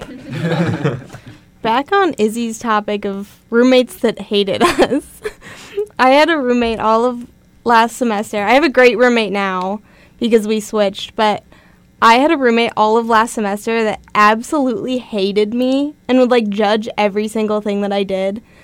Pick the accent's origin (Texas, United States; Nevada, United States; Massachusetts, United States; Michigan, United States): Nevada, United States; moved away; I grew up in Nevada